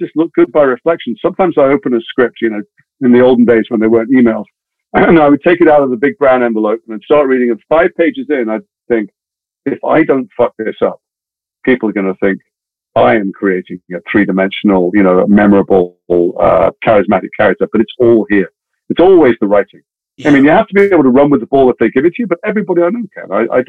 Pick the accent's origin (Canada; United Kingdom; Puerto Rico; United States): United Kingdom; Liverpool, North West England; moved away as an adult; I grew up in Liverpool